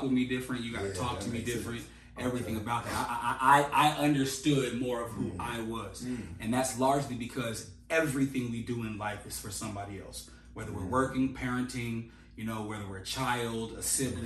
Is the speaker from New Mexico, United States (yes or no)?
no; Las Vegas, Nevada, United States; we come from Las Vegas.